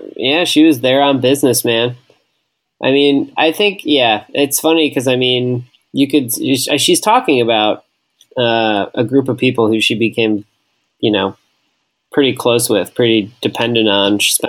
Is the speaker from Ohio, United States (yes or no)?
no; Wisconsin, United States; we are from Wisconsin and inner tubing is a popular thing to do.